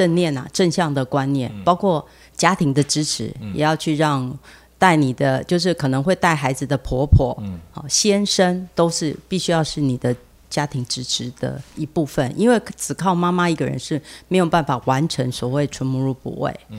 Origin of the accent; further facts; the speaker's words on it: Taiwan; 他先生是以色列人，嗯，那那老婆是我们台湾人